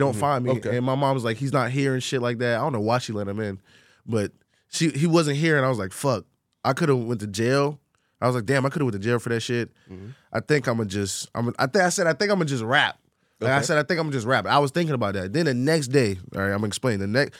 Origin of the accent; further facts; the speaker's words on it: Orlando, Florida, United States; I'm from Orlando, Florida.